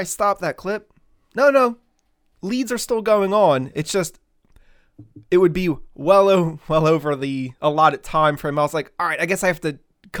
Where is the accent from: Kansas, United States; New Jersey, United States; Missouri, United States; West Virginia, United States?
New Jersey, United States; I'm from fucking Jersey. What the fuck do you want? Like, I have a fucking accent